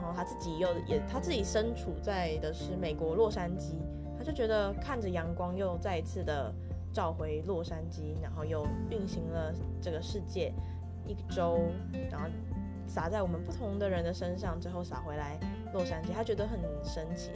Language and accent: Chinese; Taipei, Taiwan; moved away; 我小时候住在台北的时候常常会，呃，去的一家，算是早餐店吧